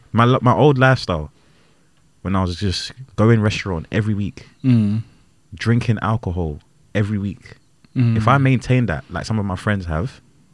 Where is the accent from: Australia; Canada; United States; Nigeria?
Nigeria; I'm Nigerian as well